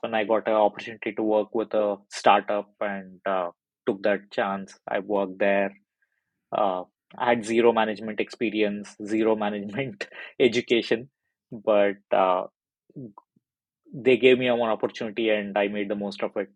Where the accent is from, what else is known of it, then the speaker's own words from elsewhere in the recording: India; moved away as an adult; now in United Kingdom; I'm originally from India, so that's where I was working with uh, a very big medical device company there.